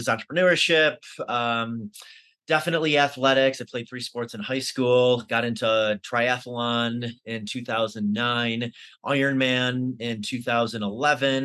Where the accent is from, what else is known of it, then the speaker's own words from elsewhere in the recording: Syracuse, New York, United States; moved away as an adult; now in Denver, United States; I lived in Syracuse pretty much all of my life up until 5 years ago